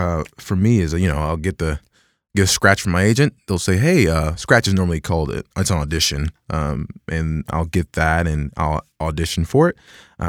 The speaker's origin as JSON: {"language": "English", "town": "Dallas", "region": "Texas", "country": "United States", "tie": "born or raised there", "said": "In Dallas, Texas."}